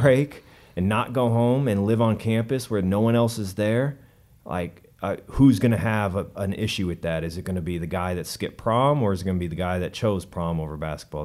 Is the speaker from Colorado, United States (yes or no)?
yes; Denver, Colorado, United States; I grew up in Denver, like I said, uh, at least in high school.